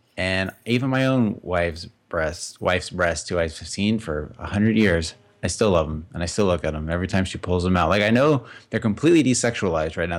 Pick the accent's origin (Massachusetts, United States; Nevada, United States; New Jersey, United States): Nevada, United States; Las Vegas; I grew up in Las Vegas.